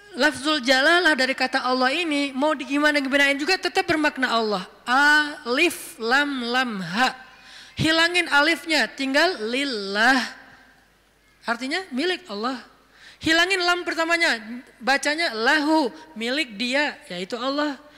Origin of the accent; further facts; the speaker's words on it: Aceh, Indonesia; Saya sebagai orang Aceh